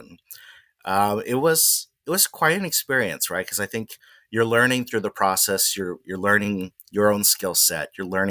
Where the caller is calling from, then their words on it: Manhattan Beach, California, United States; I'm at home in my remote office here in Manhattan Beach, California.